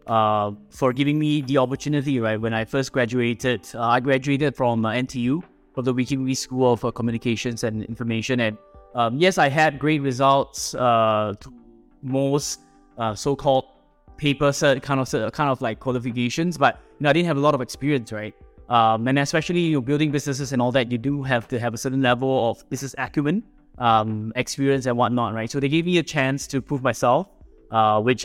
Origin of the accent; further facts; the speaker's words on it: Singapore; I am a Singaporean, born and bred here